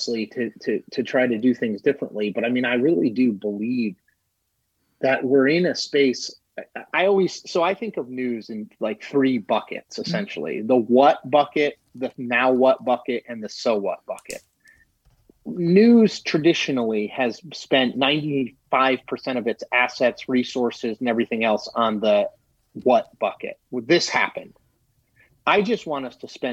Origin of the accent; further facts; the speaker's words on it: Connecticut, United States; moved away as an adult; now in Washington, D.C., United States; I'm from Connecticut